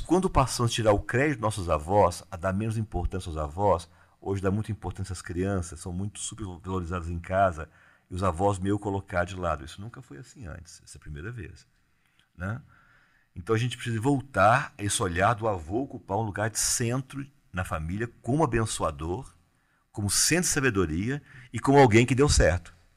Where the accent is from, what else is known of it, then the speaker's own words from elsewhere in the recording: Cerrado, Brazil; eu sou do Cerrado